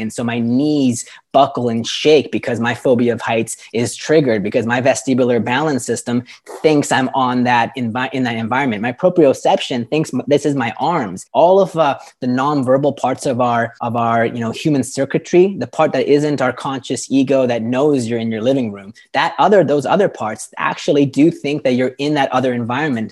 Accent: Canada; moved away as an adult; now in Lisbon, Portugal; I am a Canadian expat. I'm living in Portugal and in, in Lisbon

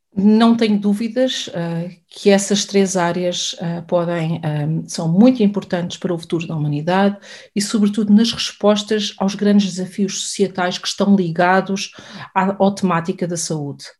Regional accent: Portugal; Nós somos um país europeu

